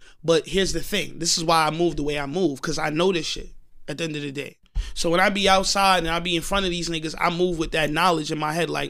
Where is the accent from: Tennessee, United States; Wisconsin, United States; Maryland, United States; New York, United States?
New York, United States; Long Island; And I'm from Long Island.